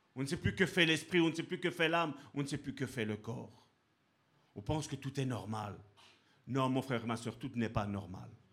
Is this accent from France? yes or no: no; Italy; je suis italien